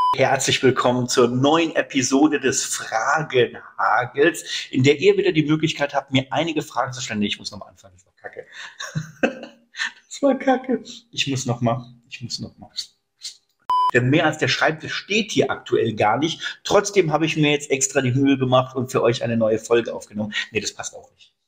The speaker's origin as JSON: {"language": "German", "region": "Hesse", "country": "Germany", "said": "bei uns in Hessen"}